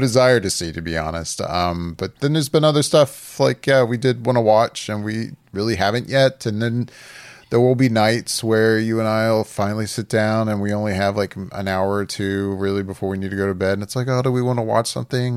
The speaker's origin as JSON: {"language": "English", "town": "Orlando", "region": "Florida", "country": "United States", "tie": "born or raised there", "said": "I've grown up here. I'm from Orlando"}